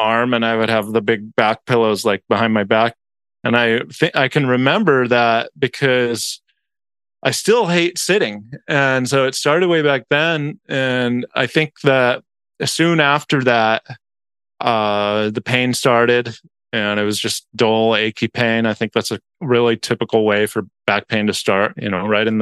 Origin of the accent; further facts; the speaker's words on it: Lake Forest, California, United States; we grew up in South Orange County, Lake Forest specifically